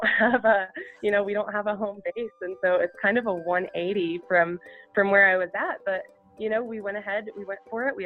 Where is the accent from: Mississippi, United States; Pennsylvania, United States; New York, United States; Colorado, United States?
Colorado, United States; as a child growing up in Colorado.